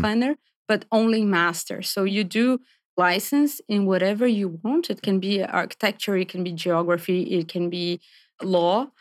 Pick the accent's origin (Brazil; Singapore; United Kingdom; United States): Brazil; moved away as an adult; also born or lived in Paris; I'm from Brazil originally.